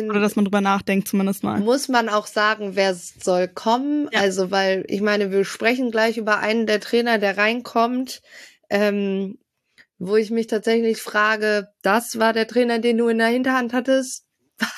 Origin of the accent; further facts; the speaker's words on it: Bielefeld, North Rhine-Westphalia, Germany; wir als Bielefelder sagen ja Frank Kramer, Uli Forte